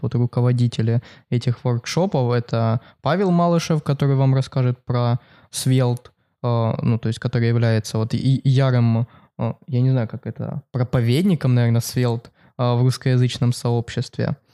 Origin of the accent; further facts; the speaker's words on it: Kharkiv, Kharkiv Oblast, Ukraine; она проходит в моем родном городе. Это Харьков